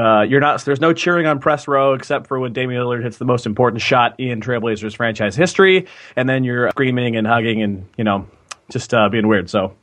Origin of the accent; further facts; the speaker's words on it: Keizer, Oregon, United States; I'm originally from Kaiser, Oregon. So me and Eric Gunderson, you know, just repping Salem.